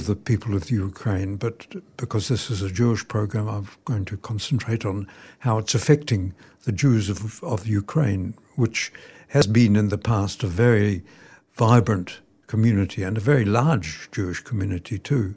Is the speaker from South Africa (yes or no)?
no; New Zealand; I was born in New Zealand.